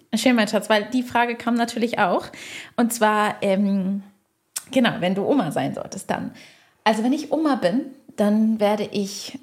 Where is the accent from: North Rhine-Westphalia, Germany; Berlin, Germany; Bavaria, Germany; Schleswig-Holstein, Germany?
Schleswig-Holstein, Germany; moved away as an adult; now in Heidelberg, Germany; Wir kommen woanders her, aus dem Norden von Deutschland, aus Schleswig-Holstein.